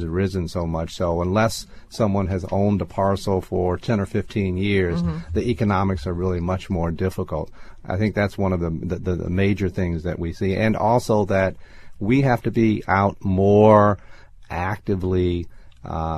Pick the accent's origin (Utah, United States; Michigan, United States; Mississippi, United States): Michigan, United States; Detroit; moved away; also born or lived in New York; growing up in Detroit